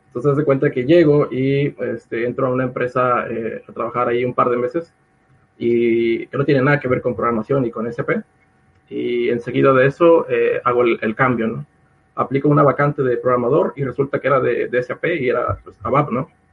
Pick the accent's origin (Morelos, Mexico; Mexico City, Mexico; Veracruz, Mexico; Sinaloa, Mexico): Veracruz, Mexico; Acayucan; moved away as an adult; campus allá en, Acayucan, de donde yo soy.